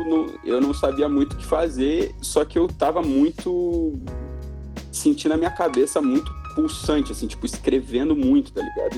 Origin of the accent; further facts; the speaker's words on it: Porto Alegre, Rio Grande do Sul, Brazil; moved away as an adult; eu sou de Porto Alegre, eu cresci lá, nasci, cresci lá, fiquei lá até os meus 20 anos